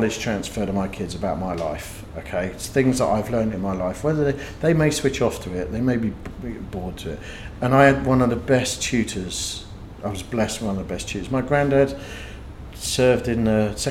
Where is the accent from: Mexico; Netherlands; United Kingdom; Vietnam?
United Kingdom; moved away as an adult; being typically British